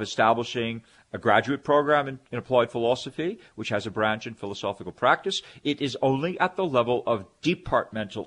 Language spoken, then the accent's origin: English; Canada; now in United States; as a Canadian, I'm a dual citizen. Originally from Canada, now I'm, you know, many years I've been in the U.S. living here, working here, and I'm naturalized